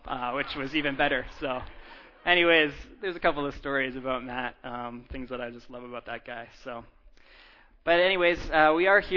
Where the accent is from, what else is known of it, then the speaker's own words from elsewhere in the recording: Abbotsford, British Columbia, Canada; now in Vancouver, Canada; I'm actually from Abbotsford. My parents live in Abbotsford